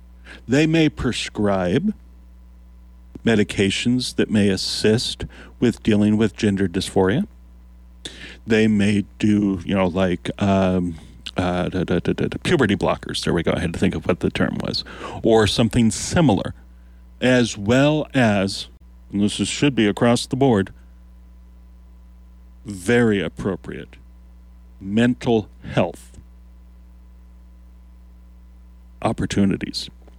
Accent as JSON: {"language": "English", "town": "Lincoln", "region": "Nebraska", "country": "United States", "said": "I am from Lincoln. While I've heard that Nebraska isn't for everyone"}